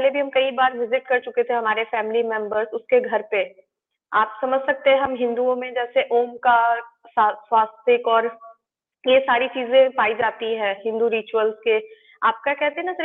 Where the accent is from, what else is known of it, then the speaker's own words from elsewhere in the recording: Ranchi, Jharkhand, India; क्योंकि मैं रांची की रहने वाली हूँ और उसका जो घर था वो भी रांची में ही था